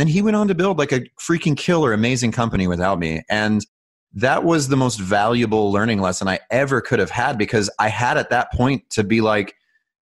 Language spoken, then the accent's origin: English; Utah, United States; I was born in Utah